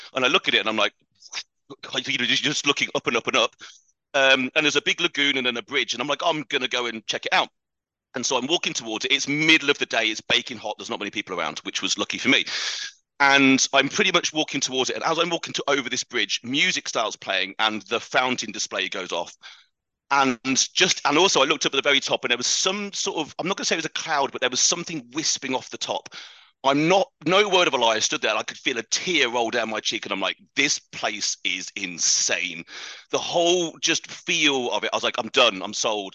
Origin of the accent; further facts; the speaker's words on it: United Kingdom; accent: British; also born or lived in Dubai; British accent is absolutely correct. That's uh, that's where I'm from.